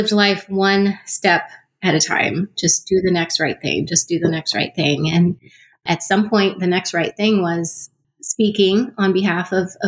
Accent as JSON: {"language": "English", "region": "Texas", "country": "United States", "tie": "born or raised there", "moved": "as an adult", "lives_now": "Kansas City, United States", "said": "I grew up in Texas"}